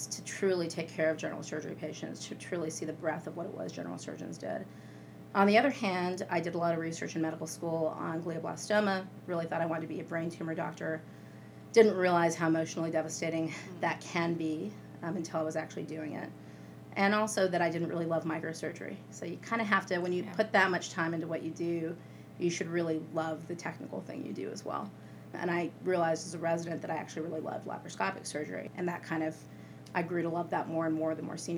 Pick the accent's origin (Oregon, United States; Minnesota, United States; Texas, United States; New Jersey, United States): Texas, United States; El Paso; I was born and raised in El Paso, Texas